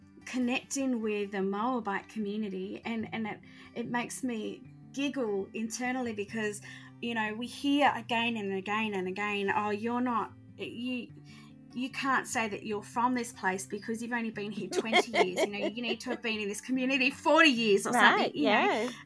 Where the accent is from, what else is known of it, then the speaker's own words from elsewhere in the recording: Australia; I identify as a Christian, but I also identify as an Australian, you know, white woman.